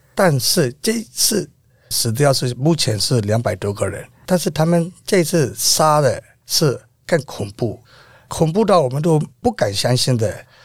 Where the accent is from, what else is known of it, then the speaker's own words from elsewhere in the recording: Myanmar; now in Taiwan; 我现在是五十四岁，我乃是缅甸